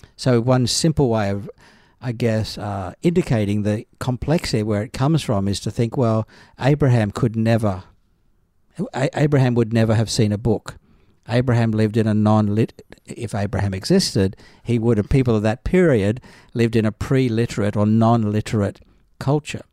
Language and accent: English; Northern Rivers, New South Wales, Australia; also born or lived in Adelaide / Jerusalem; now in Brisbane, Australia; I was raised in the Church of Christ in the Northern Rivers of New South Wales